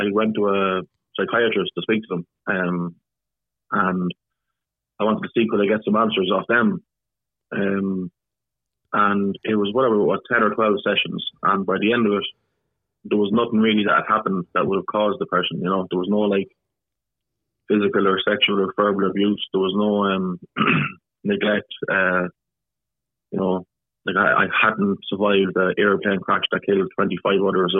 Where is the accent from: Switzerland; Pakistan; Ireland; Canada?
Ireland; I grew up normally in Ireland